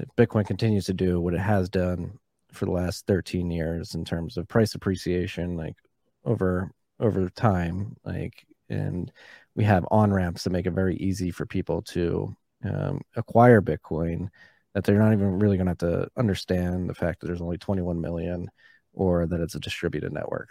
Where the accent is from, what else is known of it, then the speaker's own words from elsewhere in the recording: Philadelphia, Pennsylvania, United States; I grew up in Philadelphia